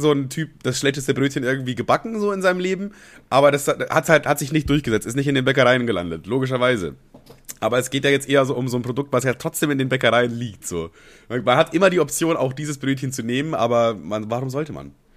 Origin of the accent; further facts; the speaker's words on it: Amberg, Bavaria, Germany; also born or lived in Ammerthal; ich bin ja quasi in Amberg groß geworden. Also eigentlich bin ich in Ammertal groß geworden, so ein kleines Dorf in Bayern und äh, bin aber dann irgendwann nach Amberg gezogen und das war dann quasi meine Heimatstadt